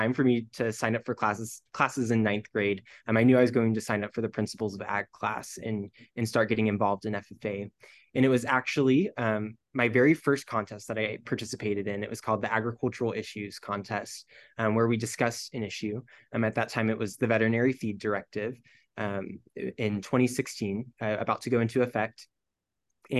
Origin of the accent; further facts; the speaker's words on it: El Campo, Texas, United States; I'm originally from the state of Texas in a small town called El Campo, located about an hour and a half southwest of Houston.